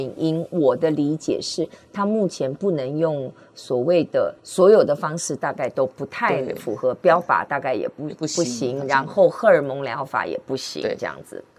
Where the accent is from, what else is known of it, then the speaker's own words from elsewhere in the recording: Hsinchu, Hsinchu City, Taiwan; born there; 因为我是新竹市出生的